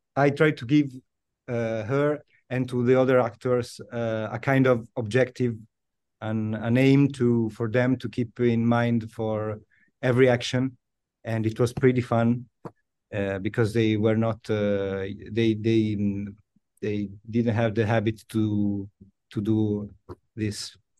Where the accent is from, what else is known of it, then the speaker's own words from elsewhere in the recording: Milan, Lombardy, Italy; English is a second language; born and raised in, uh, in Italy, yes, in Milan